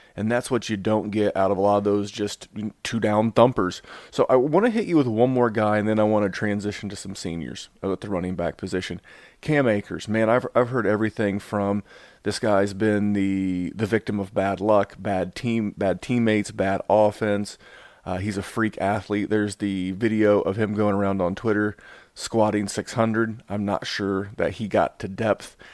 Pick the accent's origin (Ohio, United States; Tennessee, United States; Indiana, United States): Indiana, United States; Indianapolis; Indy being my hometown